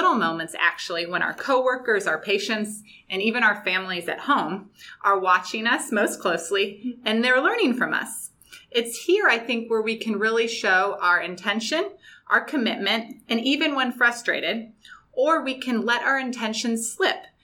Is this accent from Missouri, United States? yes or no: yes; St. Louis, Missouri, United States; now in San Diego, United States; I'm originally from the Midwest, St. Louis, Missouri, and have lived on both coasts